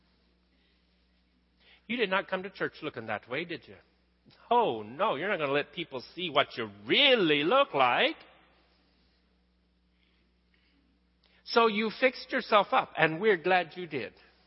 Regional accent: western Oklahoma, United States; moved away; You guys know I grew up in Oklahoma, out in western Oklahoma, out where on the high plains, the prairie, everything's flat

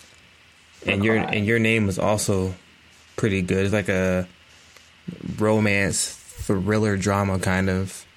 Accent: United States; Me as an American

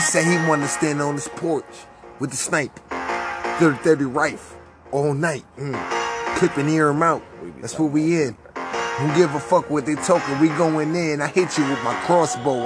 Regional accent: New York, United States; moved away; I'm from New York

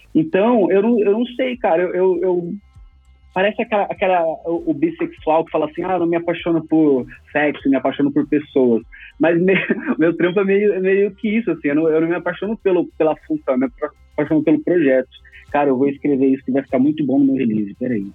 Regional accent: Campo Grande, Mato Grosso do Sul, Brazil; also born or lived in Cuiabá; now in São Paulo, Brazil; Eu sou de Campo Grande, Mato Grosso do Sul. Só que eu não, não fiquei muito tempo lá

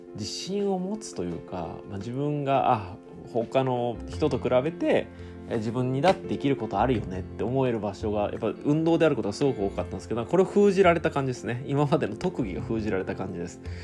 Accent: Japan; moved away as an adult; now in United States

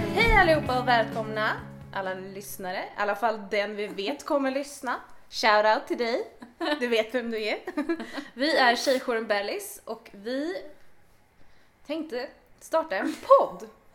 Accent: Åkersberga, Stockholm County, Sweden; jag är också född och uppväxt i Åkersberga

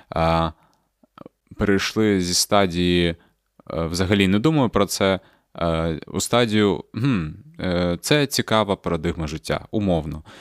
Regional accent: Crimea, Ukraine; moved away; Я після того, як переїхав із Криму, взагалі я з Криму їхав

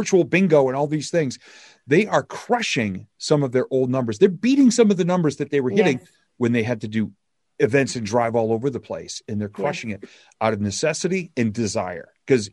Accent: United States; I'm American

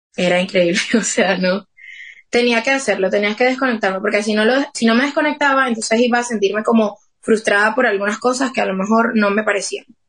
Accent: Motatán, Trujillo, Venezuela; moved away as an adult; now in Madrid, Spain; Yo vengo de Motatán y Motatán es, somos súper poquitos habitantes

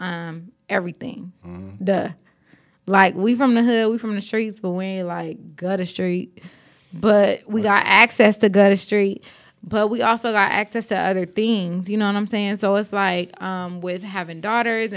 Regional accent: Los Angeles, California, United States; also born or lived in Compton; I grew up in South Central Los Angeles on 43rd and Hoover and 43rd and Avalon

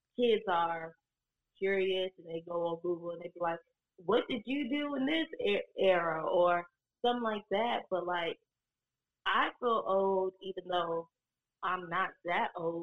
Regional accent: Richmond, Virginia, United States; I'm from Virginia, Richmond to be exact, you know, the capital of the South, all that crazy stuff. I went to the public school system there

